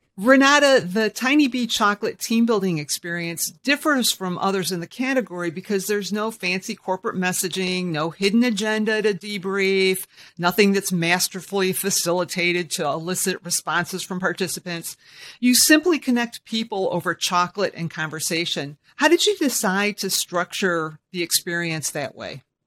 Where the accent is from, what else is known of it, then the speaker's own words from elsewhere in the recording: Michigan, United States; I'm a born and bred Michigander